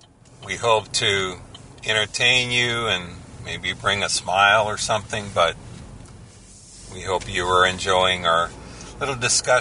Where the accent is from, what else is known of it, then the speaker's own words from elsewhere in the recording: Southern California, United States; I grew up in Southern California